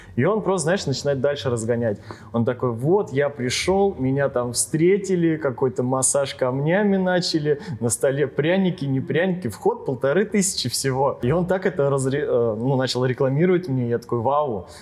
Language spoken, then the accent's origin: Russian; Ryazan Oblast, Russia; now in Ryazan, Russia; я родился изначально не в Рязани, не в городе, а с области